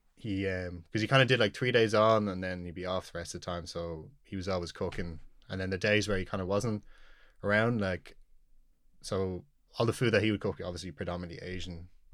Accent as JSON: {"language": "English", "town": "Dublin", "region": "Leinster", "country": "Ireland", "tie": "born or raised there", "said": "So I was born here in the Coombe. Um, I've lived in Knock Nine all my life. It's, uh, for those that don't know, it's like a suburb out near enough the Dublin Mountains"}